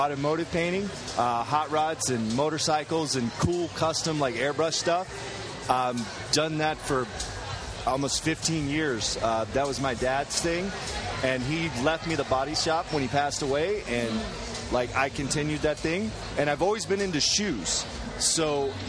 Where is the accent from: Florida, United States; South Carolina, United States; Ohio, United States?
South Carolina, United States; Greenville; moved away as an adult; now in Los Angeles, United States; I live in L.A. I'm from Greenville, South Carolina. I'm a country boy, but I've been in L.A. for about 4 years